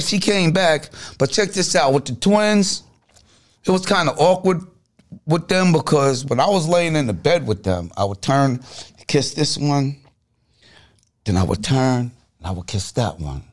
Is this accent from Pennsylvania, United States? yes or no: no; Freeport, New York, United States; I'm from Freeport, New York, Long Island